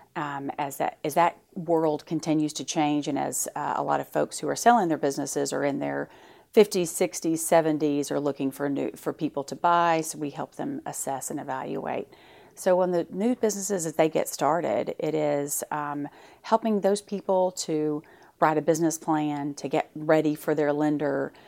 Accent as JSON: {"language": "English", "town": "Fort Smith", "region": "Arkansas", "country": "United States", "tie": "born or raised there", "said": "I grew up in Fort Smith"}